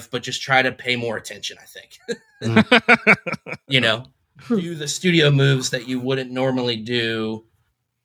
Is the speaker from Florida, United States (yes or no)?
yes; Tampa, Florida, United States; Tampa. Born and raised in Tampa. Still here.